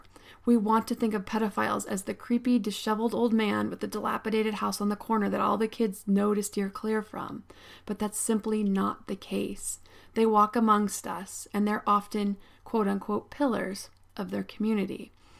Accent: State College, Pennsylvania, United States; I grew up in State College, Pennsylvania.

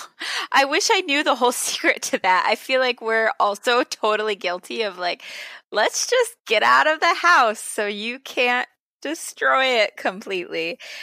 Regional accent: Pennsylvania, United States; When I was a kid, I grew up in Pennsylvania

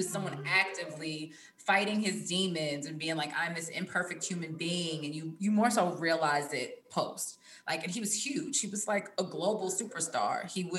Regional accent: East Coast, United States; especially like growing up on the East Coast, like I remember looking through the booklet

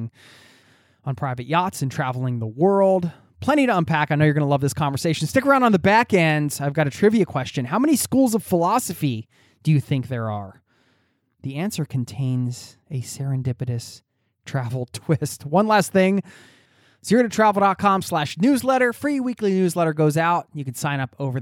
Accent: Philadelphia suburbs, Pennsylvania, United States; a guy who grew up in the suburbs in Philadelphia, suburban kid

